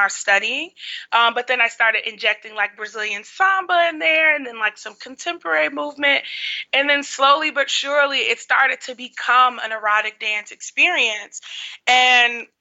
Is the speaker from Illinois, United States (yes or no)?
yes; Chicago, Illinois, United States; I'm from Chicago